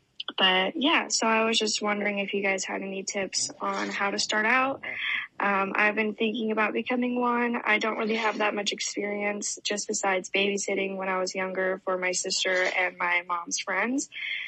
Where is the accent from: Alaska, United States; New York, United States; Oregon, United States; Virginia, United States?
Oregon, United States